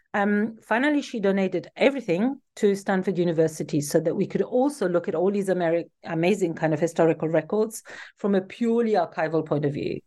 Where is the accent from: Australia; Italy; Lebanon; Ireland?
Italy; Turin, Piedmont; moved away as an adult; I was born in Turin in Italy, um, where I also grew up and lived until I was in my mid-twenties